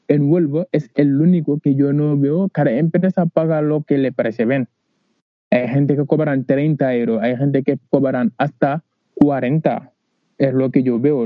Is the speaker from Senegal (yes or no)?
yes; Senegal; Spanish is a second language; moved away as an adult; now in Huelva, Spain; Yo vino de África, ya digo, vino de Senegal